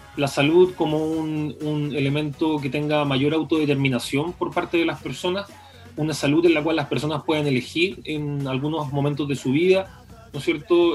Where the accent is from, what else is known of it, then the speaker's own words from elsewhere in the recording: Chile; las personas que, habitamos este territorio